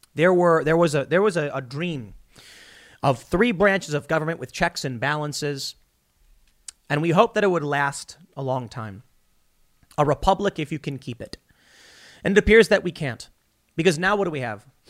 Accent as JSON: {"language": "English", "country": "United States", "said": "we as American citizens"}